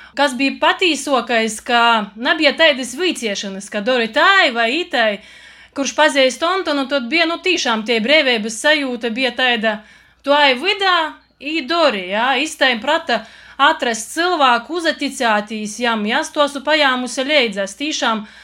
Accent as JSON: {"language": "Latvian", "region": "Latgale", "country": "Latvia", "tie": "born or raised there", "said": "es pirmām kārtām esmu latgalīte dvieselī."}